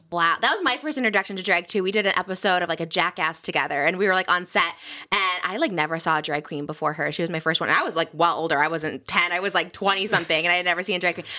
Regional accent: Midwest, United States; I'm from the Midwest

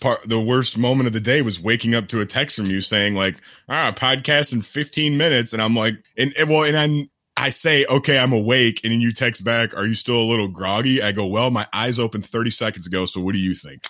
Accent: outside Grand Rapids, Michigan, United States; it's outside Grand Rapids

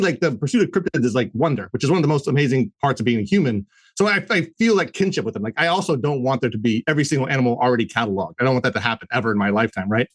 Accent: Maryland, United States; I'm from Maryland

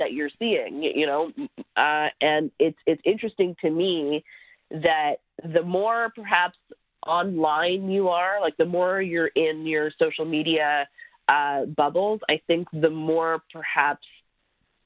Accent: Quebec, Canada; I am from Quebec.

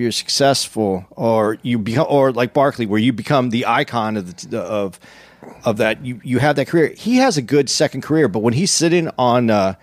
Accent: Arizona, United States; I'm from Arizona

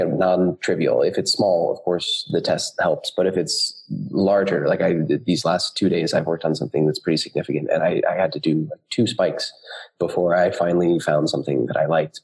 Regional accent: United States; moved away as an adult; now in Berlin, Germany; I am a developer based in Berlin, although I am American

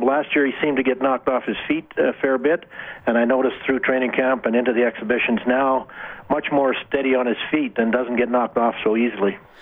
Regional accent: Wainwright, Alberta, Canada; I grew up in Wainwright

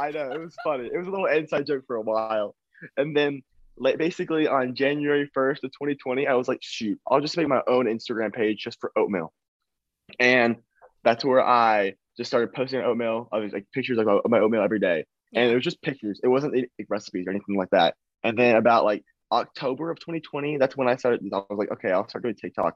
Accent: Nashville, Tennessee, United States; I am from Nashville, Tennessee. I am 18 years old

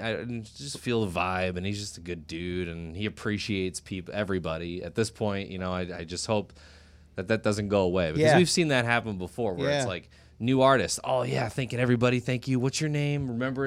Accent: Normal, Illinois, United States; a school in the middle of Illinois where I grew up in Normal.

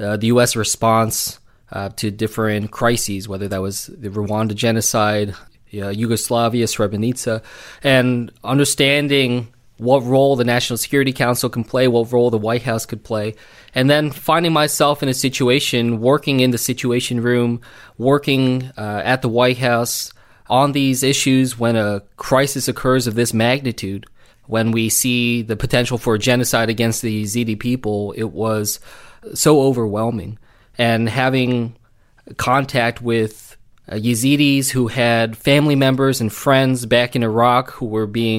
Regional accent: New Jersey, United States; I grew up here in South Jersey, you know, right down the road

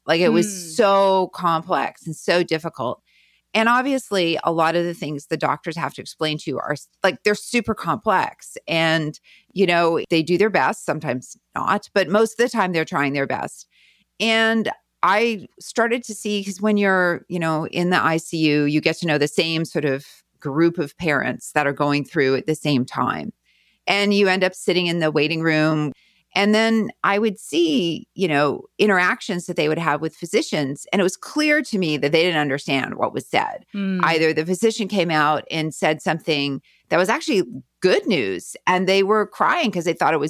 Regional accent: Winnipeg, Manitoba, Canada; moved away as an adult; also born or lived in Kansas City / Denver; now in California, United States; Yeah, I'm from Winnipeg. I grew up in River Heights for anybody who knows Winnipeg.

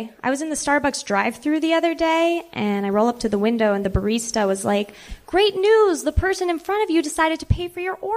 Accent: Calabasas, California, United States; moved away as an adult; now in Kansas City, United States; I grew up in Calabasas, California

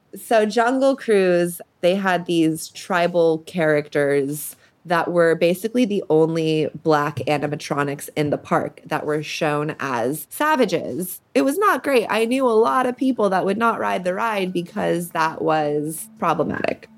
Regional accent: Beverly Hills, California, United States; I grew up in Beverly Hills.

